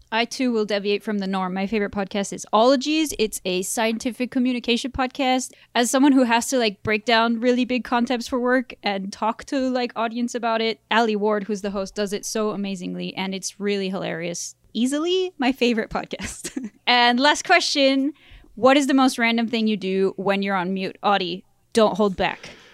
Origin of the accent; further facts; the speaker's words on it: France; moved away; I grew up in France